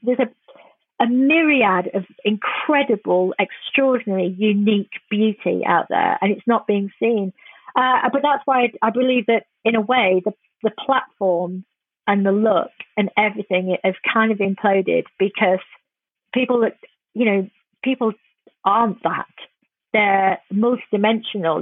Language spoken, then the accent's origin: English; England, United Kingdom; I'm quite ashamed a lot of times being English